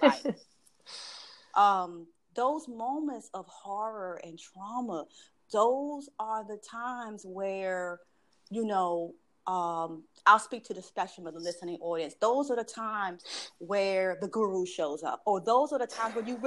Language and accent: English; Washington, District of Columbia, United States; I'm a native Washingtonian. I don't know how many generations, but anywho, I've lived most of my life in this very insular Maryland, D.C., Virginia bubble